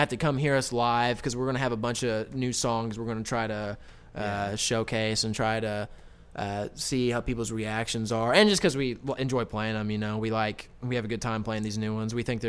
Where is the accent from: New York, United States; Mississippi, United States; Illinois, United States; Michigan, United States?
Illinois, United States; Southern; I live in Illinois and I live in Southern Illinois